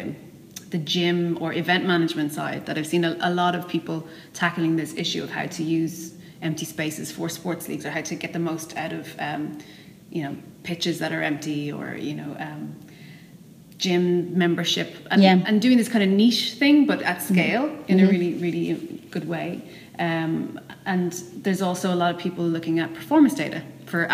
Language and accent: English; Dublin, Ireland; I went to Ballyfermot.